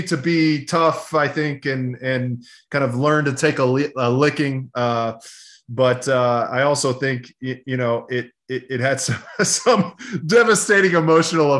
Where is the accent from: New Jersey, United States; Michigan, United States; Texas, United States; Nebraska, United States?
Texas, United States; Austin; moved away as an adult; also born or lived in Los Angeles; I grew up in Austin, Texas, back when it was kind of a small town, which is not anymore. And I grew up like a lot of Texas boys